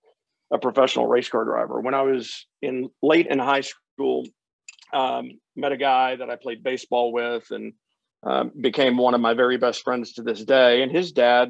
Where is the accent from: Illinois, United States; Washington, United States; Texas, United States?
Texas, United States; Houston; I'm from Houston, Texas.